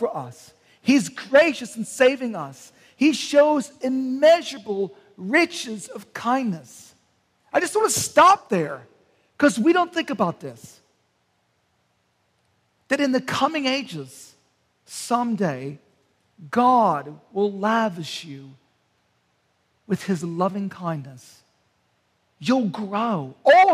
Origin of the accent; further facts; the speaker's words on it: Canton, Ohio, United States; moved away; I'm from Canton, Ohio